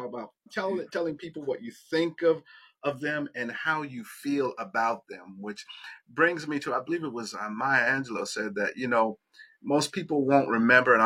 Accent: South Florida, United States; now in Tallahassee, United States; I live here in Tallahassee, but I'm from South Florida down in Fort Lauderdale, Miami, you know, down there

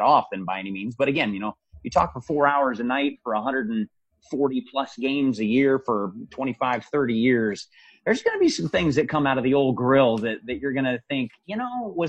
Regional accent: Spokane, Washington, United States; moved away as an adult; I grew up in Spokane, Washington

